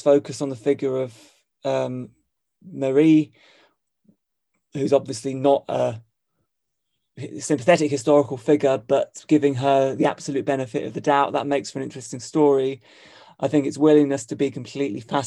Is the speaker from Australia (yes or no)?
no; United Kingdom; moved away as an adult; also born or lived in Hong Kong; as a British person